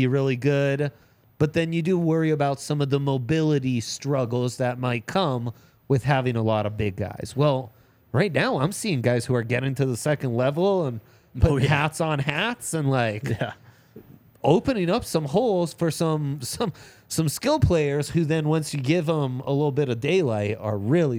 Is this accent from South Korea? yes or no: no; Italy; So I grew up in Italy.